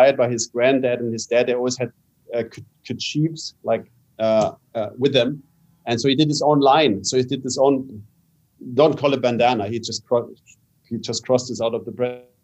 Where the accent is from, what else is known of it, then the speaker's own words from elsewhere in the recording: Canada; I was born in Canada